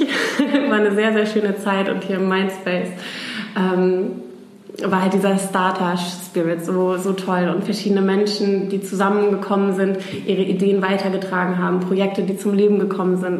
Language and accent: German; Oldenburg, Lower Saxony, Germany; moved away as an adult; also born or lived in Groningen / Barcelona; now in Hamburg, Germany; ich komme ursprünglich aus Oldenburg